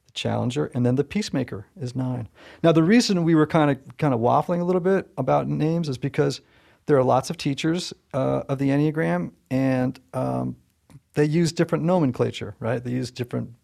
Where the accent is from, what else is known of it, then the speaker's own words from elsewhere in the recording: Southern Connecticut, United States; I'm from Southern Connecticut